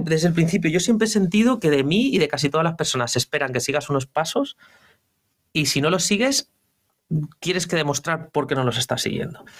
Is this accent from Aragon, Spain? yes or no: no; Velilla de Valderaduey, Castile and León, Spain; moved away as an adult; also born or lived in Segovia / Madrid; now in Valencia, Spain; yo soy de un pueblo muy pequeño, muy, muy chiquitito. Eh, se llama Velilla de Valderadue y mi pueblo está en León